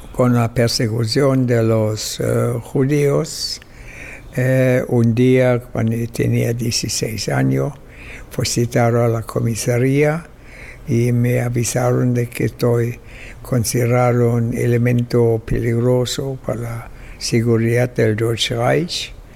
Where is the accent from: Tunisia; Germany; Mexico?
Germany; Berlin; now in Chile; nací en Alemania, en Berlín, en 1921 y eh, en 1948 emigré a Chile y ahí vivo desde entonces.